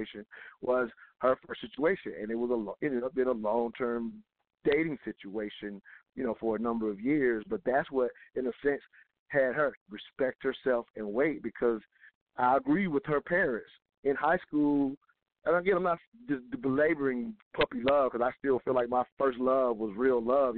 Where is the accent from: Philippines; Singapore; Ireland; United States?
United States; the South; we were raised in the South